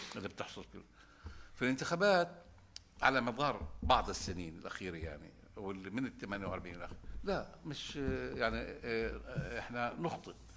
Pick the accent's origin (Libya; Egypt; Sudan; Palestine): Palestine; احنا كمجتمع فلسطيني